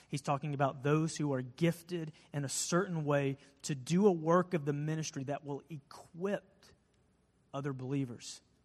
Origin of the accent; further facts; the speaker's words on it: United States; we're an American church